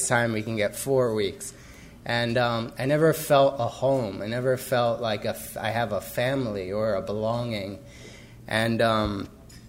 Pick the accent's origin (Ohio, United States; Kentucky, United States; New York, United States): New York, United States; Cold Spring Harbor; I grew up in Long Island in a town called Cold Spring Harbor